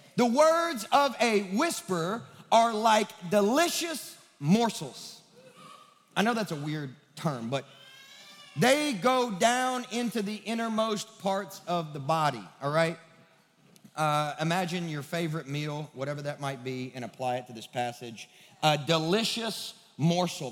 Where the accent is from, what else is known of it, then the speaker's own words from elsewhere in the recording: West Kentucky, United States; now in Nashville, United States; I'm from the sticks of West Kentucky